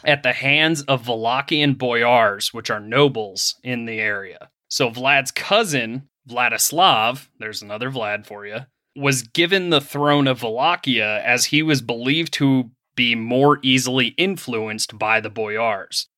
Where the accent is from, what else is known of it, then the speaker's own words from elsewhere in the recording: Pennsylvania, United States; moved away; I am from Pennsylvania originally